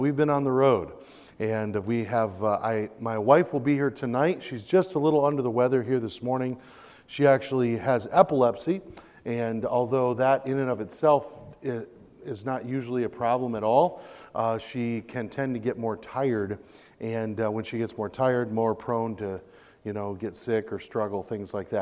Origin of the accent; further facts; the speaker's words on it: Michigan, United States; now in Pensacola, United States; I was born and raised in Michigan